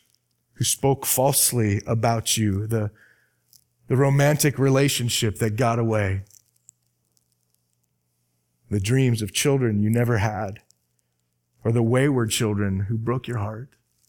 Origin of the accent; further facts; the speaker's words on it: Arizona, United States; I'm from Arizona, and the pastor of this church is a dear friend of mine.